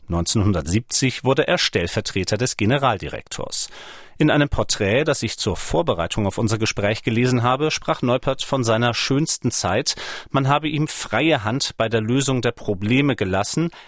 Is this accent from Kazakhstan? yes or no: no; Schleswig-Holstein, Germany; now in Leipzig, Germany; seit 17 Jahren Leipziger, geboren 1984 in Schleswig-Holstein.